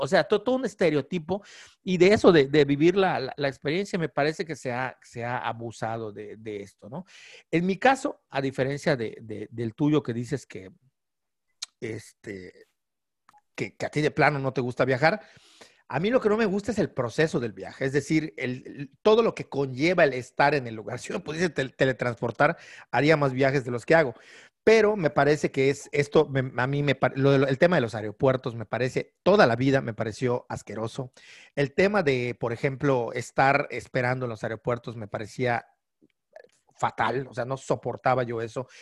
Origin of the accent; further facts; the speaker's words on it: Yucatán, Mexico; que somos de Yucatán